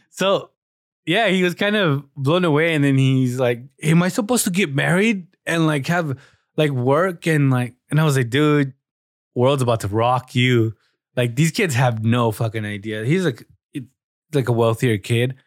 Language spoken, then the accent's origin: English; Southern California, United States; we're from Southern California